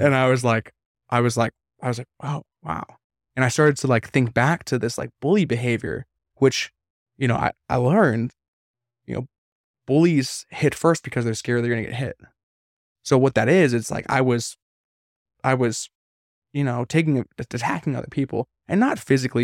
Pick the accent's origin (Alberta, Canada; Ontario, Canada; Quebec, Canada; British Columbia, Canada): British Columbia, Canada; Vancouver; moved away; I'm from Canada, you know I'm from Vancouver